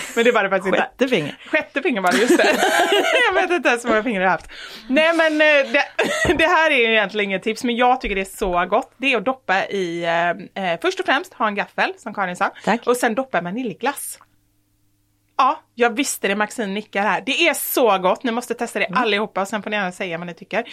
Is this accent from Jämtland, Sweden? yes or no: no; Gothenburg, Västra Götaland, Sweden; jag är också från Göteborg